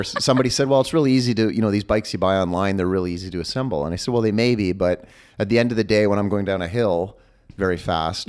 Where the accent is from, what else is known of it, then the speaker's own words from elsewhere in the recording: Canada; I am Canadian